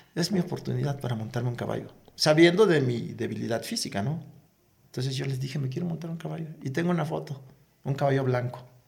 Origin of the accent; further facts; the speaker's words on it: Chicapa de Castro, Oaxaca, Mexico; moved away; la playa de mi pueblo, en donde íbamos a recoger la sal, a levantar la sal, a cosechar la sal, y también íbamos a pescar, pero con una particularidad, con un viento exagerado. Justo ah, cuando desemboca ese viento al mar. Ahí es donde, donde yo nací